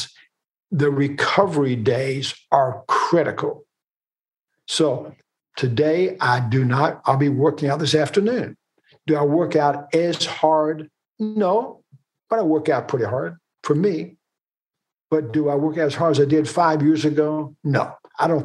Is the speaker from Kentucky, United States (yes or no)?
yes; Kentucky, United States; We're from Kentucky